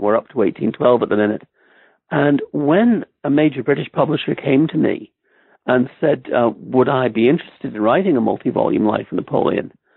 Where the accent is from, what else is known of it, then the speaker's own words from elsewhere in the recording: Ireland; moved away as an adult; also born or lived in Stamford, Connecticut, United States; now in Oxford, United Kingdom; I grew up mostly in, in Ireland. I went to high school there